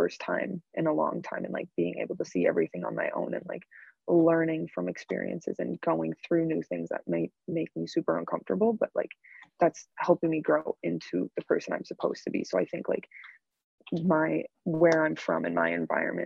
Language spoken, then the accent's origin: English; Minnesota, United States; moved away as an adult; now in Connecticut, United States; I'm from Minnesota